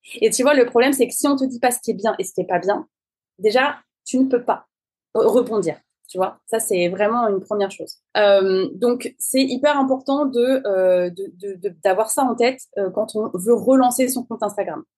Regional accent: France; je suis française

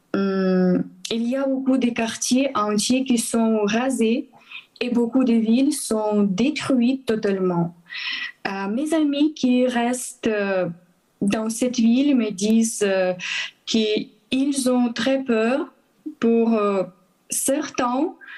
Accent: Transcarpathia, western Ukraine, Zakarpattia Oblast, Ukraine; French is a second language; moved away as an adult; also born or lived in Kyiv, Ukraine; je suis ukrainienne, j'ai 32 ans, euh, je suis chrétien. je suis membre de l'Église évangélique baptiste depuis 17 ans. je suis née à l'ouest de l'Ukraine, dans les régions Transcarpathie

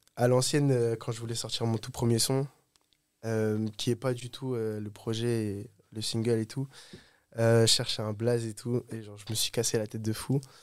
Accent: Oise, Hauts-de-France, France; Je viens de, de l'Oise, j'habite au-dessus de Paris

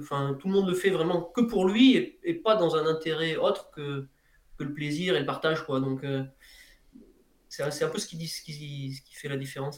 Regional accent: Ardèche, Auvergne-Rhône-Alpes, France; à côté de chez moi en Ardèche

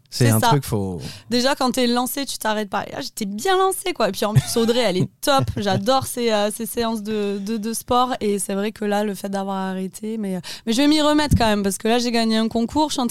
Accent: Brussels, Brussels-Capital Region, Belgium; Bon, je suis de Bruxelles

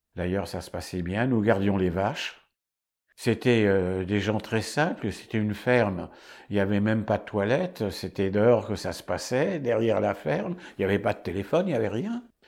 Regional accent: Paris, Île-de-France, France; Je suis né à Paris en 1932

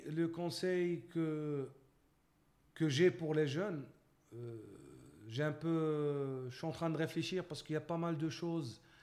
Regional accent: Morocco; moved away as an adult; also born or lived in Canada; en tant que Marocain

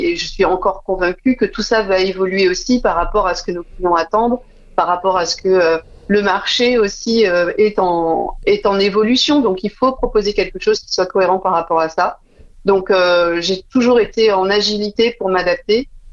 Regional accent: Dijon, Bourgogne-Franche-Comté, France; also born or lived in Paris; now in La Rochelle, France; je suis originaire de Dijon, j'y tiens parce que la Bourgogne, c'est une zone très, très chère à mon cœur

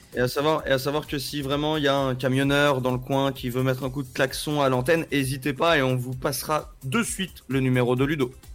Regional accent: Paris, Île-de-France, France; je suis né à Paris

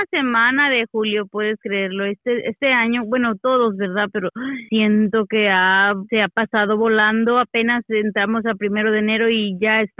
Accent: Mexico; Así que los mexicanos tenemos fama

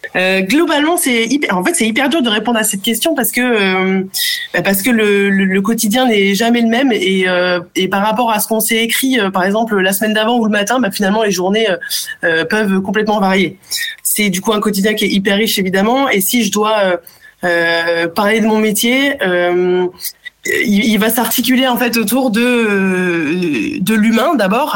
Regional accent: Bray-Dunes, Hauts-de-France, France; also born or lived in Africa / Germany / Australia; now in Paris, France; je suis née, j'ai grandi en Afrique et je suis arrivée du coup en France à l'âge de euh, de 6 ans. Le choix de mes parents ça a été euh, d'aller dans la ville la plus au nord de France finalement dans une ville prénommée Brédune

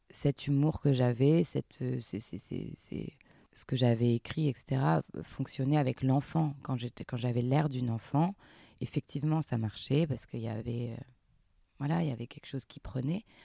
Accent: Montpellier, Occitania, France; moi je viens de Montpellier, enfin un petit village à côté de Montpellier à la campagne, dans le sud, et je faisais du théâtre à la MJC

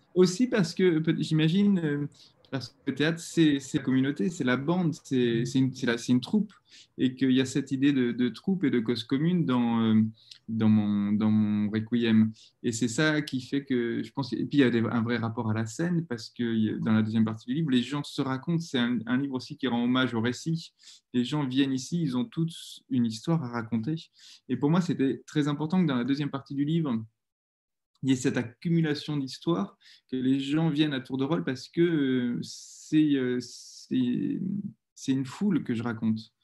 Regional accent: Bordeaux, Nouvelle-Aquitaine, France; j'ai grandi à Bordeaux, dans un quartier assez calme, tranquille.

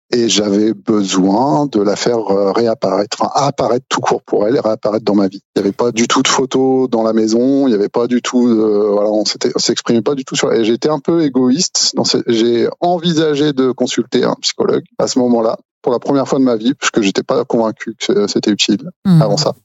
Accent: Normandy, France; je suis normand

